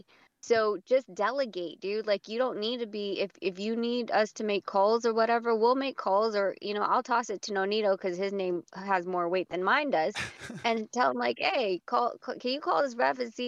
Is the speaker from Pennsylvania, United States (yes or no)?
no; Las Vegas, Nevada, United States; we're from Vegas